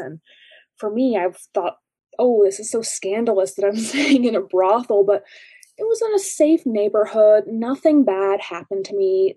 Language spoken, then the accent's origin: English; Lake Placid, New York, United States; born or raised there; moved away